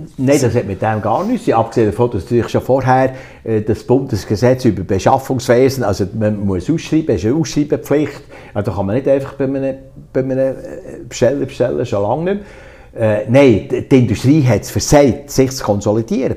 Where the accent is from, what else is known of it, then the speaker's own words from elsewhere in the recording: Solothurn, Switzerland; also born or lived in Thun; ich bin ja in Solothurn aufgewachsen